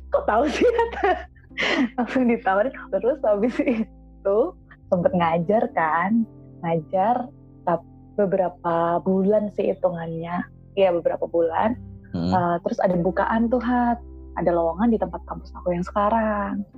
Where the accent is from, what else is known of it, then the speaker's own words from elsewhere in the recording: Temanggung, Central Java, Indonesia; moved away as an adult; also born or lived in Jabodetabek / Bogor; aku kan dulu dari TK lahir, TK, SD, SMP, SMA, dan di sini di Temanggung